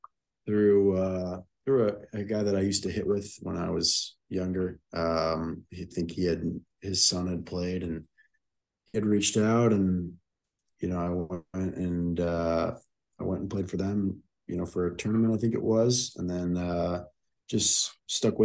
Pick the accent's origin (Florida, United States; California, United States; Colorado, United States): Florida, United States; South; born and raised in South Florida